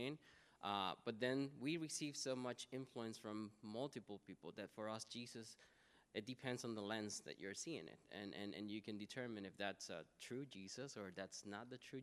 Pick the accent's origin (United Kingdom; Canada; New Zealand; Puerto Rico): Puerto Rico; I am Puerto Riqueño, which means that I come from Puerto Rico